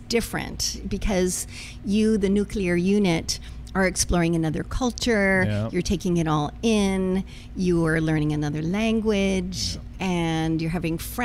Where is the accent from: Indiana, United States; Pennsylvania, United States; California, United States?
California, United States; Sausalito; moved away as an adult; also born or lived in Caracas, Venezuela / New York; I'm a Californian